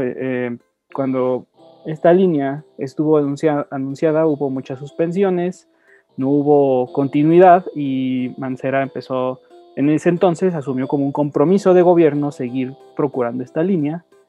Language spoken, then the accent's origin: Spanish; Mexico City, Mexico; como capitalinos, como ciudadanos, como mexicanos